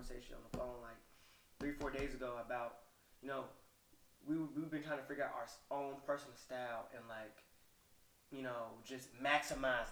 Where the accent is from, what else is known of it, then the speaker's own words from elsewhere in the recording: the South, United States; I'm from the South